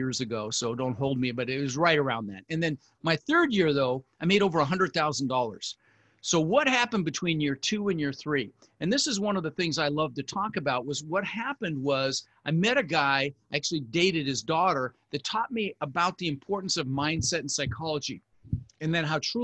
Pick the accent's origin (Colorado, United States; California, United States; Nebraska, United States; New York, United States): Colorado, United States; Denver; also born or lived in Netherlands; We ended up in Denver where we lived for the next 30 years